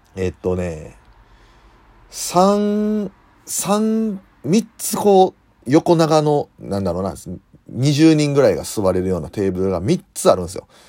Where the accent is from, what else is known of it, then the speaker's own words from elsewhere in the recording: Osaka, Japan; accent: Osaka dialect; 大阪の、大阪のどこの出身な西成です